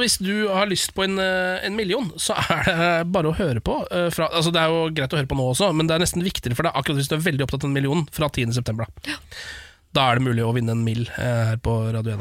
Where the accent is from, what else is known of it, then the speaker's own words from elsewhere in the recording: Norway; also born or lived in Alta / Moss; Dette er de to byene jeg er fra, bare så det er sagt. Ja. Jeg er fra Alta, Moss. Mutter'n er fra Moss, og fatter'n er fra Alta.